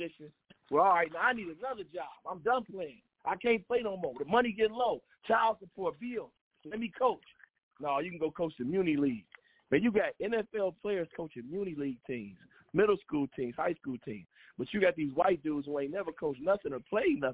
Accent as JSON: {"language": "English", "town": "Cleveland", "region": "Ohio", "country": "United States", "said": "I'm from Cleveland"}